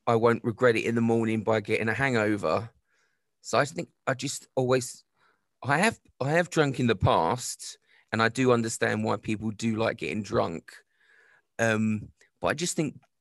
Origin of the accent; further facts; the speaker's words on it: Croydon, London, United Kingdom; growing up in Croydon as a teenager